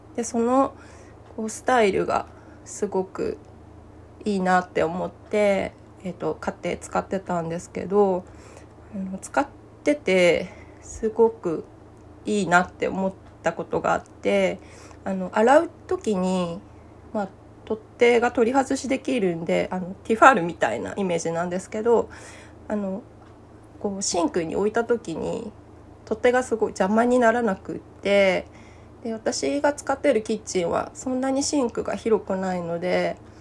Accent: Akita, Japan; now in Gifu, Japan; 私は、あの、秋田の出身で、暑さには弱いので

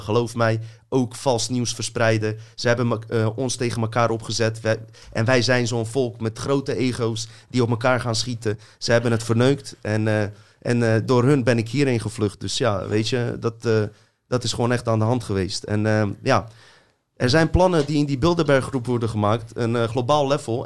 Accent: Bosnia & Herzegovina; moved away; ik kom uit een corrupt land, uit Joegoslavië, Bosnië

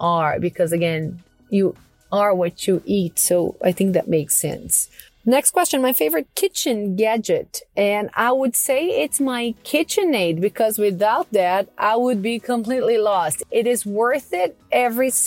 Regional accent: Porto Alegre, Rio Grande do Sul, Brazil; English is a second language; moved away as an adult; also born or lived in Astoria, Queens, New York / Flushing, New York; now in New York, United States; I first left my hometown, Porto Alegre, to come to New York when I was in sixth grade in middle school

